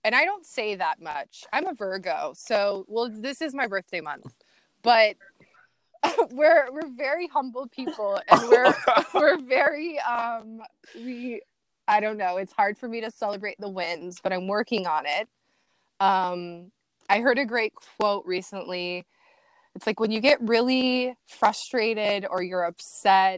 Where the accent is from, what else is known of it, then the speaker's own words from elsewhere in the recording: Iowa, United States; also born or lived in Los Angeles, California; now in Jacksonville, United States; I'm from Iowa. People from Iowa are cool. The Midwest